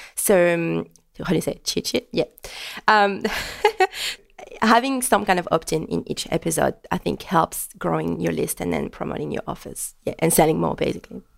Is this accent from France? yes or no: yes; France; first language French; English is a second language; moved away as an adult; now in Melbourne, Australia; French, English is not my native language. It just brings me a bit closer to France